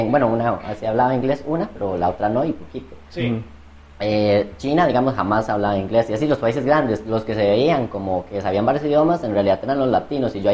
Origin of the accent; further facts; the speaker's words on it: Cartago, Costa Rica; Yo soy de Cartago, así que no me ofendan